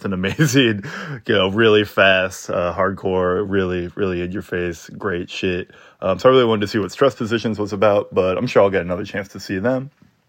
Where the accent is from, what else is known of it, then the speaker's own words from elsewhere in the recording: Texas, United States; now in Minneapolis, United States; I grew up in Texas going to shows at 1919 Hemphill in Fort Worth.